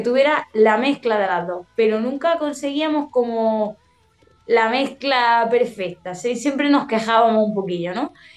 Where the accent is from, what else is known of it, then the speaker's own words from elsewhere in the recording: Andalusia, Spain; yo tengo muchos giros que son de, mi tierra, de aquí, de Andalucía